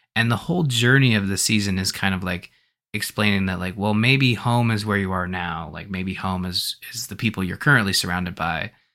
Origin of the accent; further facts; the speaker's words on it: Canada; as a Canadian